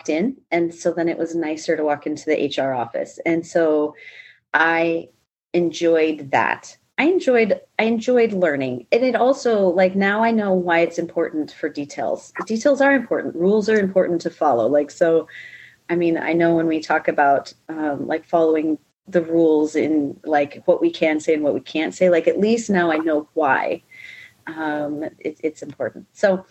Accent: Big Timber, Montana, United States; moved away as an adult; also born or lived in Alaska; a little dot called Big Timber, Montana, and I have five biological brothers and one stepbrother. And so I grew up in Montana

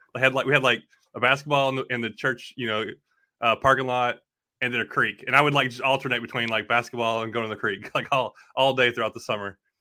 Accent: Bowling Green, Kentucky, United States; also born or lived in Tennessee; I'm from Bowling Green, Kentucky, that, or that's where I was born, but we lived in Kentucky and Tennessee all my life

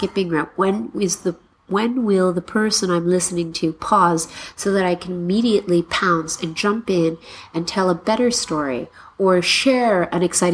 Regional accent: Mississauga, Ontario, Canada; moved away as an adult; now in Nanjing, China; the house I grew up in Mississauga, Ontario

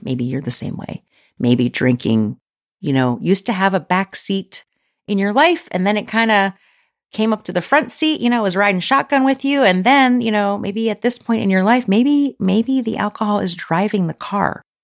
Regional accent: outside Philadelphia, Pennsylvania, United States; now in Kentucky, United States; I grew up outside Philly

